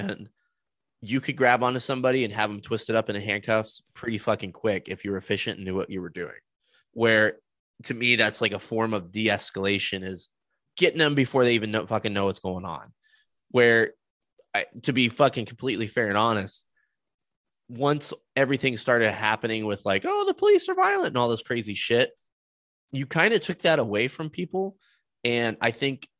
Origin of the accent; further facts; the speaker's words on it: Denver, Colorado, United States; I grew up in the Denver metro area